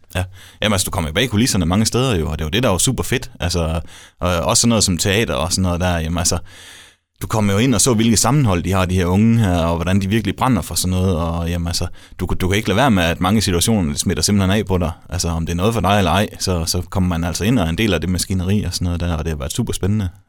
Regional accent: Denmark

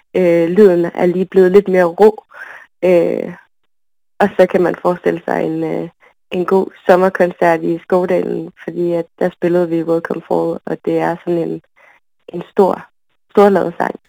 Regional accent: Aalborg, North Denmark Region, Denmark; also born or lived in Berlin; nu er jeg fra Aalborg egentlig, fra Nørre Sundby, så det med at være vokset op i sådan en lille klump

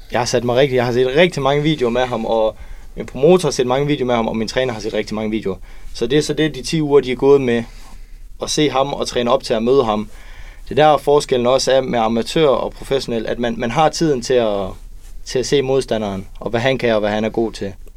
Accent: Kolding, Southern Denmark, Denmark; Jeg er en dreng fra Kolding, som lige har købt hus, 21 år gammel

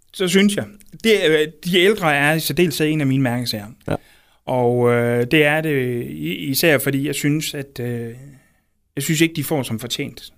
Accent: Aarhus, Central Denmark Region, Denmark; jeg er født og opvokset i Brabrand, som, som ligger lidt uden for Aarhus

